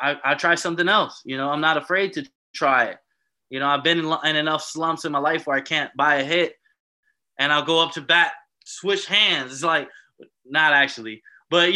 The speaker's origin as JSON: {"language": "English", "town": "Miami", "region": "Florida", "country": "United States", "also_born_or_lived": "Embrach, Switzerland", "moved": "as an adult", "lives_now": "Switzerland", "said": "I'm coming from Miami. I'm coming from South Florida"}